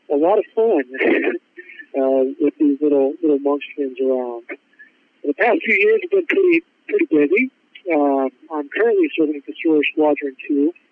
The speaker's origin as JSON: {"language": "English", "region": "Ohio", "country": "United States", "moved": "yes", "said": "Sure. Yeah, so I'm originally from Ohio"}